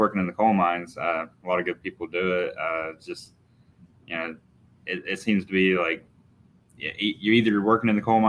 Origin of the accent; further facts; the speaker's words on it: Wharton, West Virginia, United States; also born or lived in Japan / California / North Carolina; So I was born and raised in Boone County, West Virginia, small town. It's called Wharton.